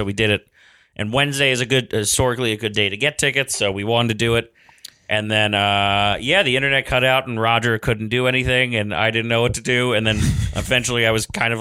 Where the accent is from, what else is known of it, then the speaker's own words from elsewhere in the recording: New York City, New York, United States; My hometown, and Brooklyn, New York